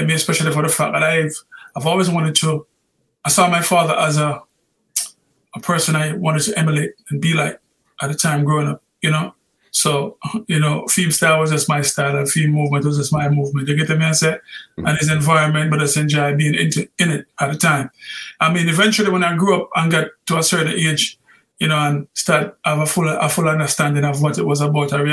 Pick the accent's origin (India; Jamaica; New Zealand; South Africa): Jamaica; Kingston; I was born in a place called Tiger Valley, which is next door to Yeso Lassie High School, okay. Kingston 11